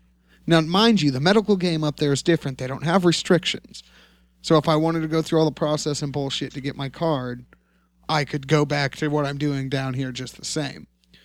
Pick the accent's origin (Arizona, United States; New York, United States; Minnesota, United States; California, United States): California, United States; being a Californian and being a medical patient in California